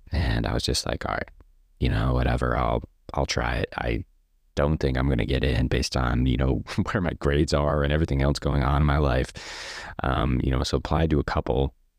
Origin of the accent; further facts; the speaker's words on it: Stafford Springs, Connecticut, United States; also born or lived in Rhode Island; now in Maine, United States; we moved to a town, a really small town in Connecticut called Stafford Springs